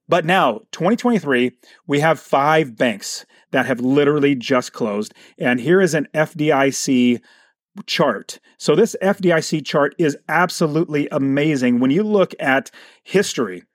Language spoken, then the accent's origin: English; Phoenix, Arizona, United States; my hometown in Arizona, Phoenix, Arizona